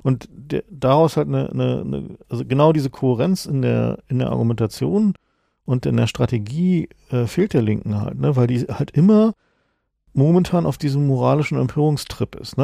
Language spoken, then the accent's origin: German; East Germany, Germany; bin ich vielleicht auch als Ossi